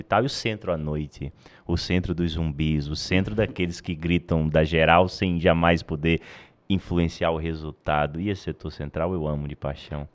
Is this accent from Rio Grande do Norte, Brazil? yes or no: yes; Natal, Rio Grande do Norte, Brazil; now in Goiânia, Brazil; eu sou de Natal e, e vim para Goiânia